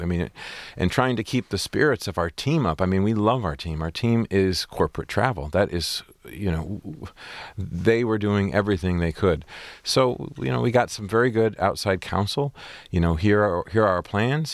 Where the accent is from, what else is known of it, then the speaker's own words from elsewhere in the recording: Port Huron, Michigan, United States; I had a great, great growing up on Lake Huron. It's a beautiful, small community